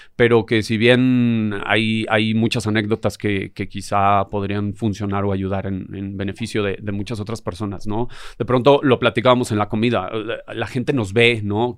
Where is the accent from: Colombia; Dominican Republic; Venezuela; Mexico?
Mexico; Mexico City; yo crecí en Tepito, yo, yo anduve por las calles